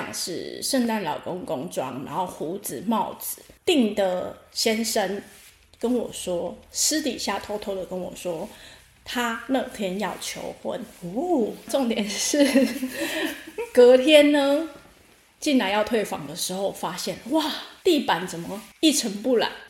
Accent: Taipei, Taiwan; 对，因为我是从台北被骗过来的。

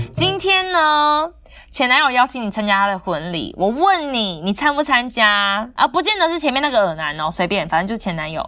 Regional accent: southern Taiwan, Taiwan; 就跟我们南部人都喜欢讲说，你们北部人就是怎样啦

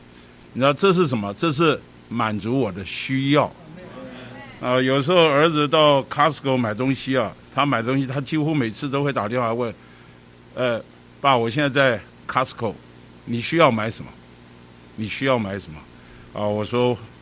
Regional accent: Taipei, Taiwan; 我们北投啊，以往啊，是属于台北市的郊区，其实现在还是啦，比较郊，比较偏僻

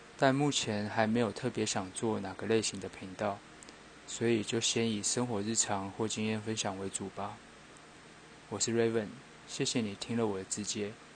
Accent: New Taipei, Taiwan; 我是个土生土长的新北人

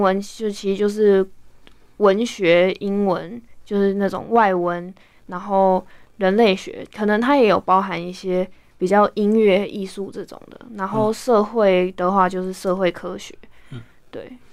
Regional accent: Taipei, Taiwan; moved away as an adult; also born or lived in Kaohsiung / Atlanta, United States; now in San Francisco Bay Area, United States; 我是台北长大的小孩，然后我，呃，读了北一女人社班之后，就去了美国读书，读大学

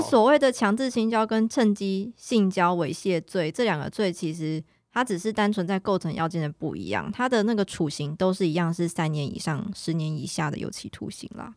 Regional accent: Taiwan; 那我们台湾这边是怎么样去认定？

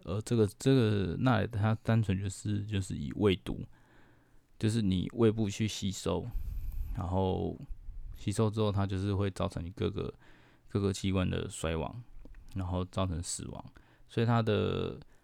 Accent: Taiwan; 我们台湾人几乎都没有得抗体

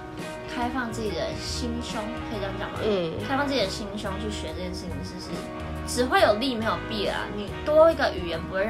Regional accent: Pingtung County, Taiwan; 因为我我是在乡下长大的，嗯，所以我那里没有。 你说屏东吗？ 对

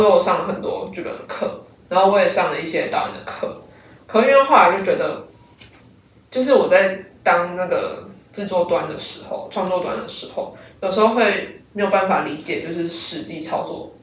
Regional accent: Kaohsiung, Taiwan; 因为我每次讲台语都会，都会被骂，你，你到底是不是高雄人这样

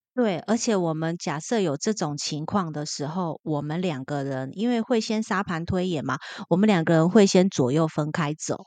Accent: Taiwan; 超级多我们台湾人

